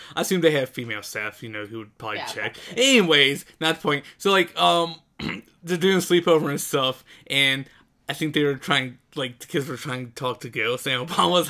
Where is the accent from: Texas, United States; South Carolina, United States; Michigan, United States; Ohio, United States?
Ohio, United States; moved away; It's okay, I'm from Ohio.